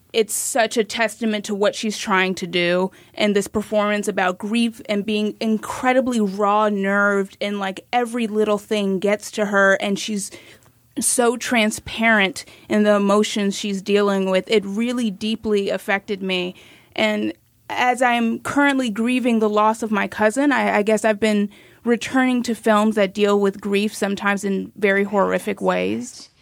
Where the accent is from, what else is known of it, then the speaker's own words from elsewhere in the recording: Miami, Florida, United States; I'm from Miami